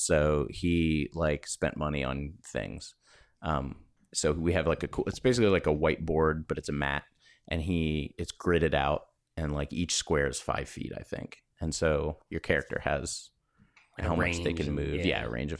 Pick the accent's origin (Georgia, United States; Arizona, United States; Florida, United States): Florida, United States; I grew up in Florida.